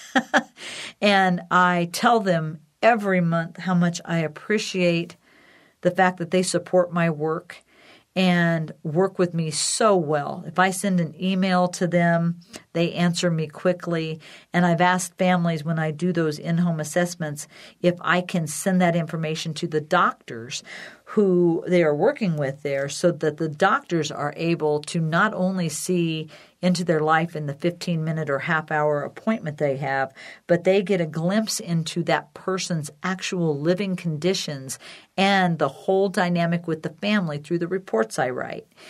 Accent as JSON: {"language": "English", "town": "Decatur", "region": "Illinois", "country": "United States", "tie": "born or raised there", "said": "my sister and Sue and I started the CareTrack Foundation in Decatur, Illinois, my hometown"}